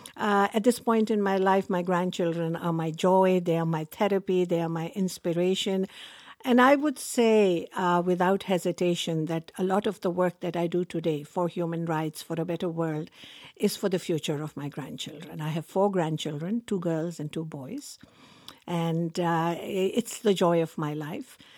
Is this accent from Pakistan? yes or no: yes; Pakistan; now in Canada; I was born in Pakistan. I grew up in a culture where women were supposed to be seen and not heard